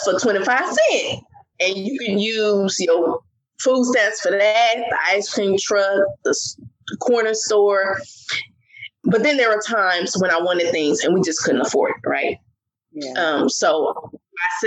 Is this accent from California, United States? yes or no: yes; California, United States; moved away as an adult; also born or lived in Maryland; I'm from California.